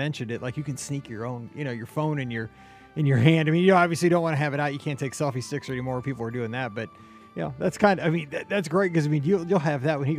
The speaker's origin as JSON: {"language": "English", "region": "Missouri", "country": "United States", "said": "I'm from Missouri and it's below zero wind chill back home."}